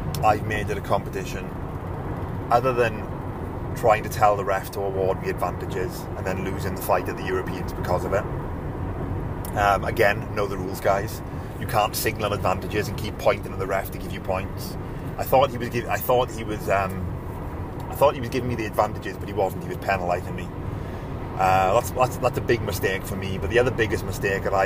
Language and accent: English; United Kingdom; I'm British